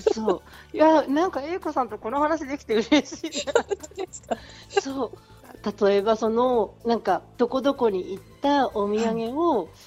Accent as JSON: {"language": "Japanese", "town": "Sendai", "region": "Miyagi", "country": "Japan", "tie": "born or raised there", "said": "私の故郷の宮城県仙台市"}